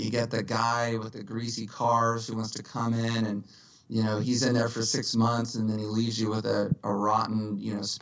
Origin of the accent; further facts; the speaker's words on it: Dallas, Texas, United States; moved away as an adult; now in Los Angeles, United States; From Dallas originally. Born and raised in Dallas in 1975